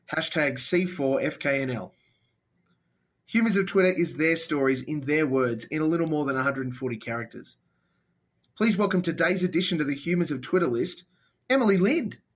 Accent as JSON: {"language": "English", "country": "Australia", "said": "as an Aussie"}